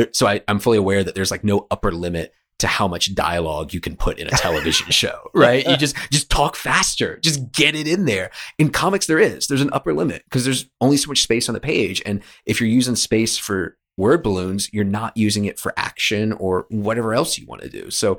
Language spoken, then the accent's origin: English; the South, United States; I'm from the South.